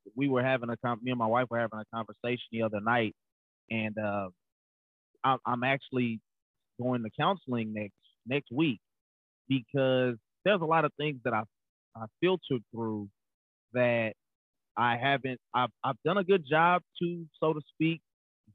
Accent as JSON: {"language": "English", "town": "Fort Worth", "region": "Texas", "country": "United States", "tie": "born or raised there", "said": "I grew up in Fort Worth, Texas, oldest of three, younger brother and sister."}